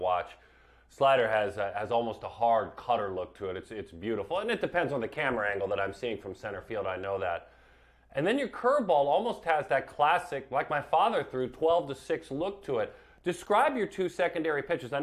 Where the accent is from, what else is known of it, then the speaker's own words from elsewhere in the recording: Southern California, United States; I grew up in Southern California